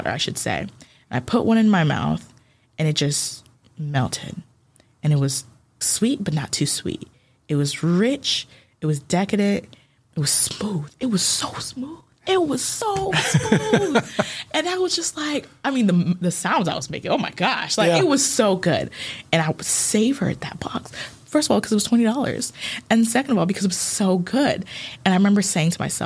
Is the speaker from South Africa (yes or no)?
no; Ghana; also born or lived in Japan; now in United States; where are you born? And so I would say Ghana